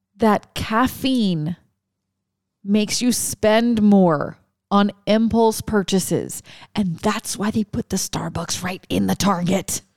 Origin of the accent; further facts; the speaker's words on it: Lafayette, Louisiana, United States; moved away; I'm from Lafayette